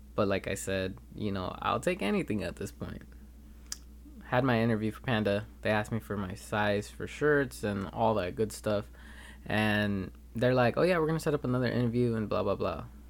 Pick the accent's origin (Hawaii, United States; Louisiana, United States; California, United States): California, United States; Los Angeles; moved away as an adult; now in Turlock, United States; I am actually from Los Angeles instead of, uh, Turlock, California, where I come to school